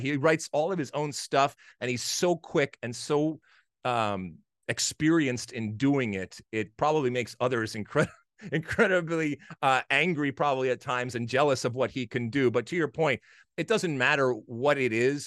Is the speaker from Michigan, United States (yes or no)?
yes; Michigan, United States; I played a, a lot of hockey growing up in Michigan.